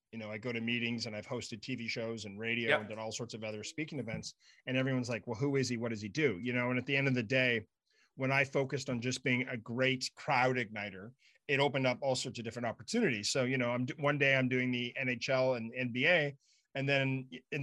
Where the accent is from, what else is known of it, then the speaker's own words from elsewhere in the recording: Ottawa, Ontario, Canada; moved away; I grew up in Ottawa